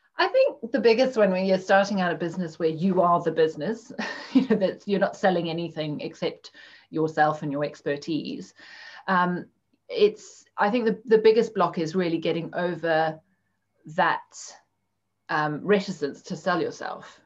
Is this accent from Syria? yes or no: no; Zimbabwe; moved away as an adult; also born or lived in Cape Town, South Africa; now in United Kingdom; I grew up in Zimbabwe. Um, and I'm now living in the UK